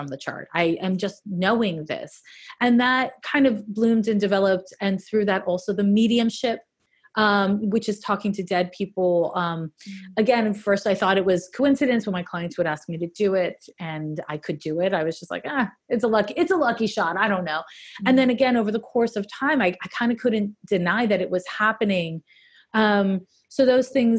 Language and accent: English; Montreal, Quebec, Canada; I'm from Montreal